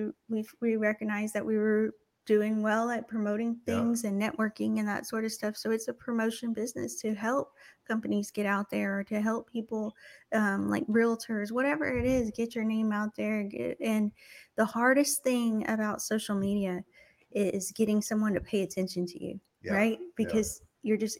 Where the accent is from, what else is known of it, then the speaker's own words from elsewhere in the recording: Texas, United States; moved away as an adult; now in Slidell, United States; I'm not from here. I'm from Texas